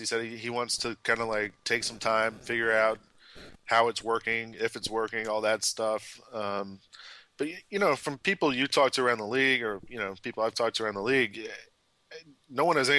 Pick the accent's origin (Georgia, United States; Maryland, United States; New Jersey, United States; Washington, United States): Georgia, United States; Atlanta; moved away; I'm from Atlanta originally.